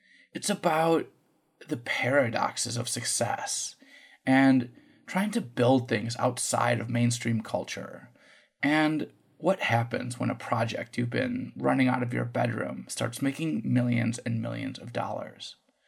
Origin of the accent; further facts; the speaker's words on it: outside of Chicago, Illinois, United States; growing up outside of Chicago